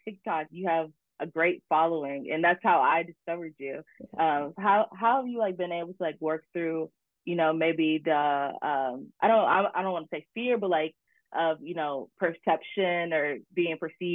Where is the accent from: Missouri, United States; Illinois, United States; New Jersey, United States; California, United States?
Illinois, United States; Chicago; I'm from the Chicagoland area